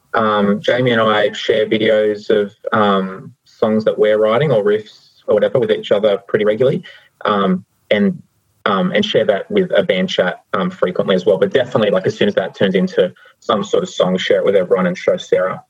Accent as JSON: {"language": "English", "region": "New South Wales", "country": "Australia", "tie": "born or raised there", "moved": "yes", "lives_now": "Victoria, Australia", "said": "I grew up in New South Wales"}